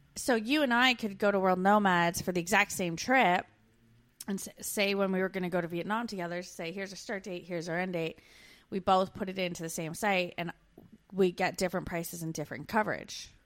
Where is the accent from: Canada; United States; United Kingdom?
Canada; moved away as an adult